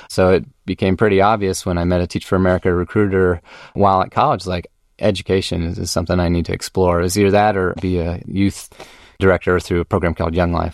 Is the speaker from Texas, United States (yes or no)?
yes; Austin, Texas, United States; also born or lived in Durham, North Carolina / Atlanta / Los Angeles; I had a great upbringing here in Austin.